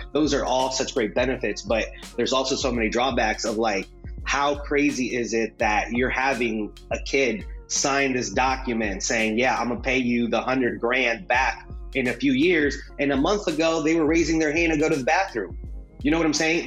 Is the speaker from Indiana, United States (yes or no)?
yes; Fort Wayne, Indiana, United States; first language Spanish; English is a second language; also born or lived in Juarez, Mexico; The place we were from in Mexico, Juarez, a uh, very violent place, not a good place to raise kids. So, you know, my parents came here uh, to the U.S. at the age of five, came here to, to Fort Wayne, and kind of grew up um, in the very traditional sense